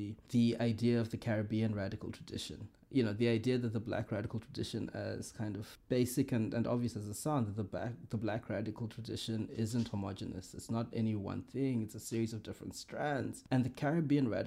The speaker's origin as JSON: {"language": "English", "country": "Zimbabwe", "tie": "born or raised there", "moved": "as an adult", "lives_now": "Australia", "said": "I grew up in Zimbabwe. That's where my formative years were. I've spent going on to 15 years now in Australia."}